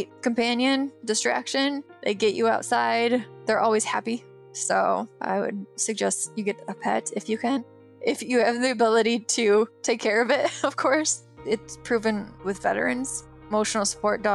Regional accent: Michigan, United States; moved away; I'm from Michigan, I was a gymnast

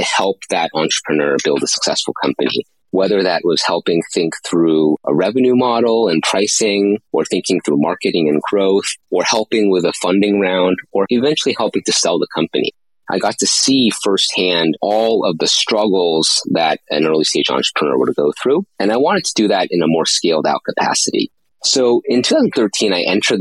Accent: East Coast of the US, United States; moved away as an adult; I grew up on the East Coast of the US

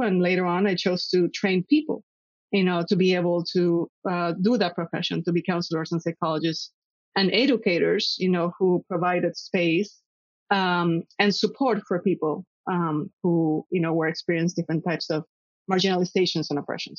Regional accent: Puerto Rico; I was uh, born and raised in Puerto Rico

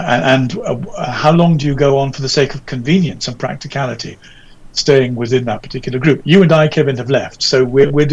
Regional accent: England, United Kingdom; being an Englishman and our English society

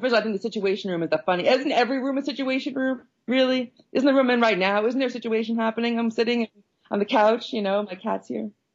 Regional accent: Long Island, New York, United States; I'm from Long Island. I'm like this Long Island Jewish person

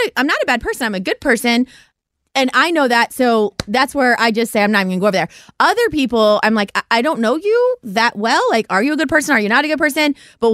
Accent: Ohio, United States; us Ohio people

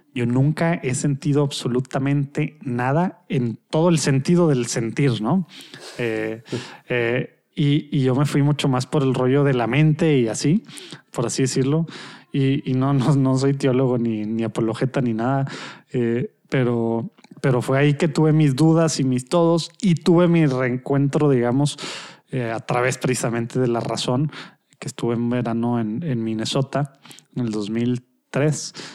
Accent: Monterrey, Nuevo León, Mexico; de Monterrey, México, en el norte de México

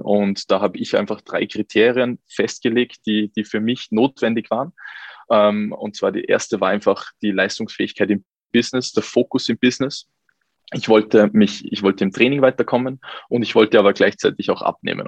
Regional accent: Salzburg, Austria; Ich komme aus Salzburg.

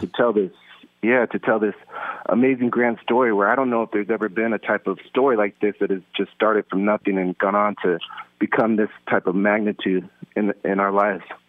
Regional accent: West Coast, United States; I grew up on the West Coast

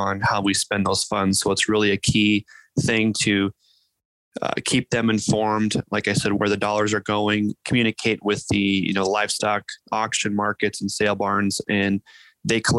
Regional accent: north central Iowa, United States; also born or lived in Indiana; I grew up here in Iowa, up in north central Iowa, on a grain and livestock production farm

